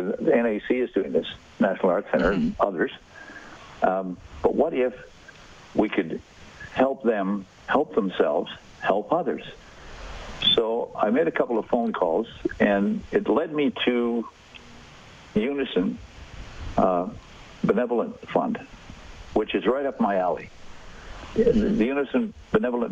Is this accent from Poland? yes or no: no; Saskatchewan, Canada; I was born in Saskatchewan